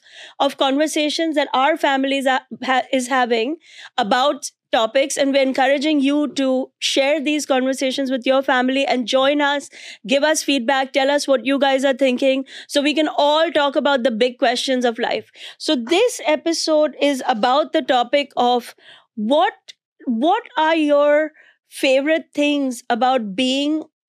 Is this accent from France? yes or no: no; India; now in New York City, United States; I'm an Indian immigrant mom comedian living in New York City